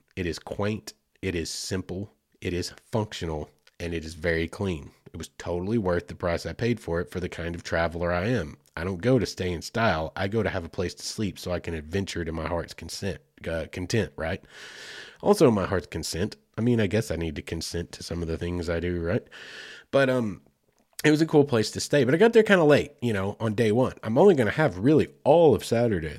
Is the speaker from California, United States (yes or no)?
no; Oklahoma, United States; moved away; I'm proud of my home state. It's where I grew up. So, sooner born, sooner bred